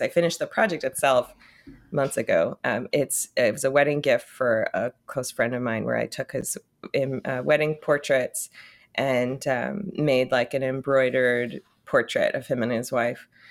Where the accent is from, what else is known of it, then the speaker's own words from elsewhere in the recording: Connecticut, United States; also born or lived in Florida; now in New York, United States; parents moved when I was eight months old to Connecticut, so I was raised primarily